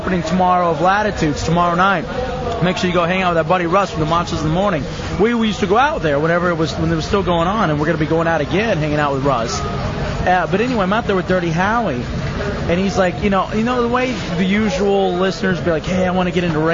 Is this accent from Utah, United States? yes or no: no; Dallas, Texas, United States; now in Orlando, United States; I grew up in Dallas